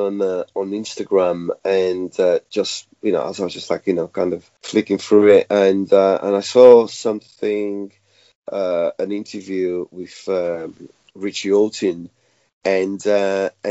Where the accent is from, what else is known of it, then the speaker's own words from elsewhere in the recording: Portugal; also born or lived in Mozambique; now in London, United Kingdom; I was born in Mozambique, raised in Portugal